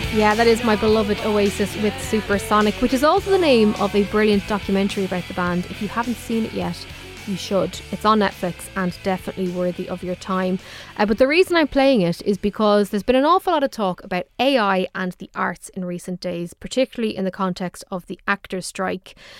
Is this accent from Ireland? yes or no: yes; Dublin, Leinster, Ireland; I'm from Dublin